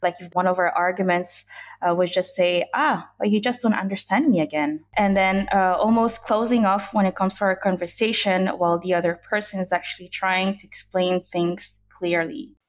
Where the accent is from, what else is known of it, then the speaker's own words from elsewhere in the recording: Brussels, Brussels-Capital Region, Belgium; I grew up in the capital city of Brussels, Belgium.